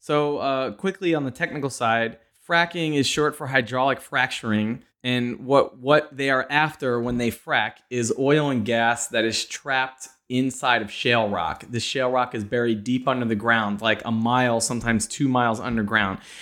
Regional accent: Pennsylvania, United States; moved away; also born or lived in New York; I'm from Pennsylvania

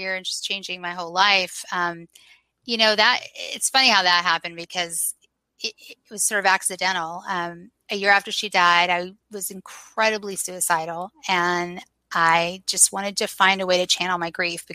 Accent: Southeast, United States; moved away as an adult; also born or lived in Los Angeles; now in Birmingham, United States; I'm actually from the Southeast, and I'm back here in Birmingham now.

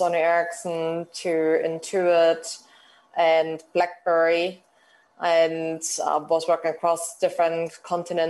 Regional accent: Germany; moved away as an adult; now in United Kingdom; we are obviously coming from Germany and having lived in the UK for such a long time

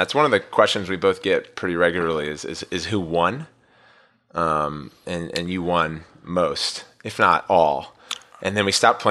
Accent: Maryland, United States; now in San Francisco, United States; So born and raised in Montgomery County, Maryland. Now we're on the left coast in San Francisco at the St. Regis Hotel.

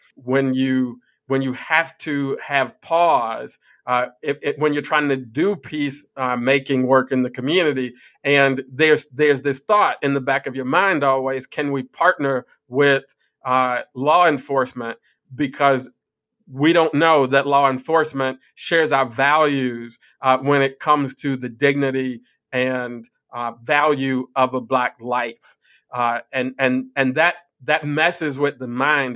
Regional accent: Chicago, Illinois, United States; I grew up on the West Side.

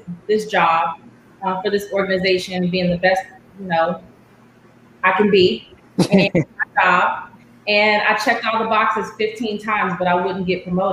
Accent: Los Angeles, California, United States; moved away as an adult; also born or lived in Washington, D.C. / Texas; now in Dallas, United States; I am born and raised in LA, Los Angeles, California. I came to Texas about 7 years ago

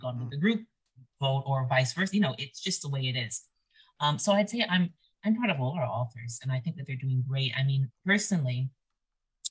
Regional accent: Arizona, United States; moved away as an adult; I think I need to see my home state. I need to get back. I miss being in the Arizona air.

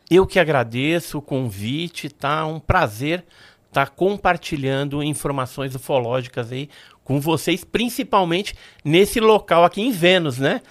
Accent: Santos, São Paulo, Brazil; also born or lived in Guarujá; nasci em Santos, né? Mas a gente morava naquela época no bairro do Santo Antônio.

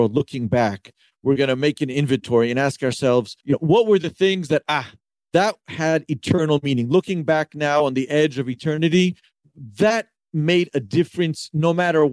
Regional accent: Memphis, Tennessee, United States; moved away as an adult; now in Safed, Israel; I grew up in Memphis.

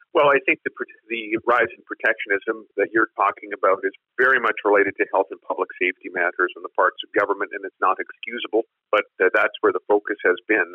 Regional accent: Swift Current, Saskatchewan, Canada; I'm talking to you from, from my hometown of Swift Current

